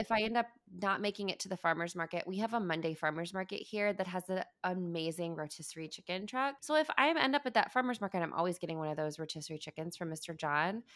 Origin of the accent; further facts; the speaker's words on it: Midwest, United States; moved away as an adult; I grew up in the Midwest